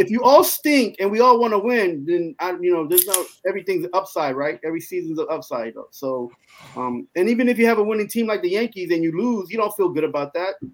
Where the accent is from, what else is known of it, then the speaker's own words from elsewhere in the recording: Germany; I raised I was raised in Ger- Germany, so I got the opportunity to watch either LA affiliate TV networks or New York t- affiliate.